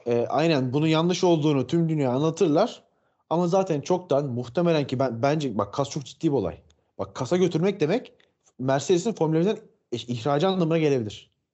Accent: Turkey; yirmi yedi yıldır Türk'üm

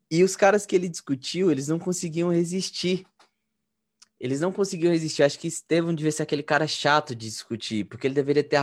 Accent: Minas Gerais, Brazil; now in Campinas, Brazil; eu sou mineiro, eu tenho 28 anos

